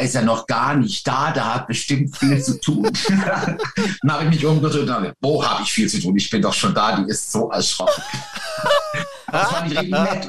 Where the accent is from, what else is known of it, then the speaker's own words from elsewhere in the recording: Lörrach, Baden-Württemberg, Germany; also born or lived in Weil am Rhein; now in Kandern, Germany; ich bin ja von Lörr in Lörrach geboren